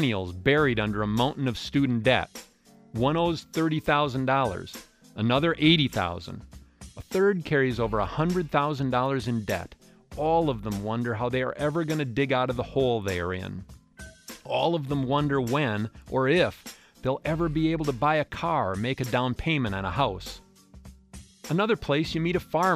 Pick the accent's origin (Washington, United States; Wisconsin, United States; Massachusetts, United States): Wisconsin, United States